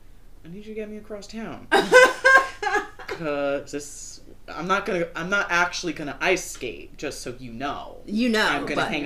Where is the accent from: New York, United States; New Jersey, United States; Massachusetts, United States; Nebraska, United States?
New York, United States; New Windsor; also born or lived in Newburgh, New York; I grew up in New Windsor.